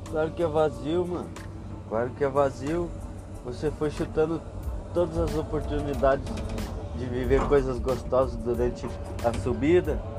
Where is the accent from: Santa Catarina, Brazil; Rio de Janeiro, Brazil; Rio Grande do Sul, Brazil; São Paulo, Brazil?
Rio Grande do Sul, Brazil; Porra, sou suspeito para falar, né? Sou gaúcho.